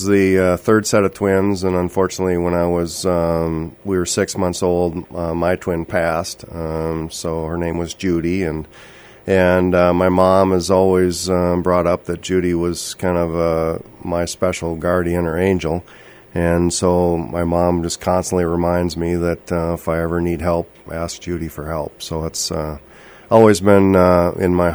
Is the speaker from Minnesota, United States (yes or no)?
yes; Princeton, Minnesota, United States; moved away as an adult; also born or lived in St. Cloud / Twin Cities / Clearwater Lake area; now in Bemidji, United States; I grew up in Princeton and went to college in St. Cloud